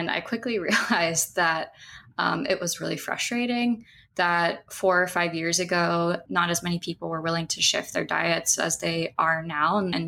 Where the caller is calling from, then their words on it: Kona, Hawaii, United States; And I'm calling in from Kona, Hawaii, Hawaii Island.